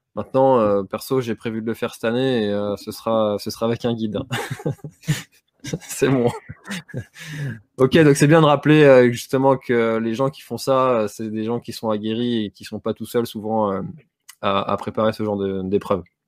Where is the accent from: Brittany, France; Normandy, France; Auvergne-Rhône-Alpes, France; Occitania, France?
Brittany, France; en tant que Breton